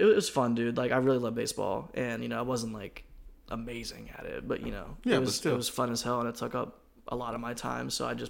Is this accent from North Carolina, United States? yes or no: yes; Greensboro, North Carolina, United States; also born or lived in Winston-Salem, North Carolina; I grew up in Greensboro, basically. I just say I'm from Greensboro.